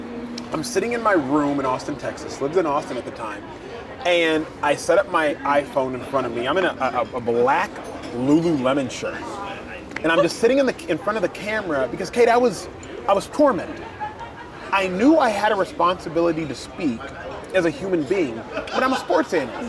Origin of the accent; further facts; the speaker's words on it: Nigeria; My pole, if you will, that I'm attached to if I were the ball, is my faith, my Christianity, and being a Nigerian.